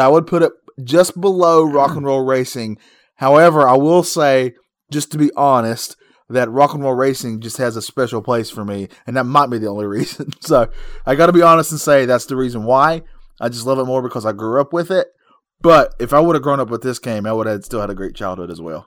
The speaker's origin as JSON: {"language": "English", "region": "North Carolina", "country": "United States", "said": "we are from North Carolina. We can't help these accents"}